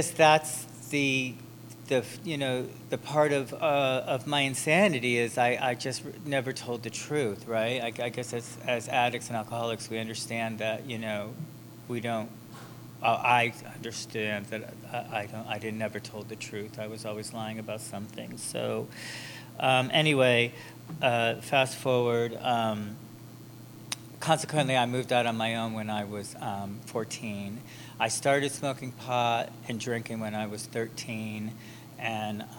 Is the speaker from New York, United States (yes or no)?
no; Enfield, Connecticut, United States; I was born in on the East Coast in a small town called Enfield, Connecticut